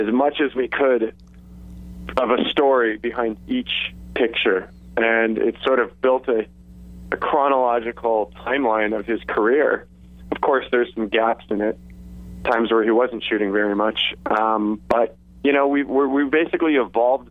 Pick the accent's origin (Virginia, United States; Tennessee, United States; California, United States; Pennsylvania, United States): California, United States; Santa Monica; I grew up in Santa Monica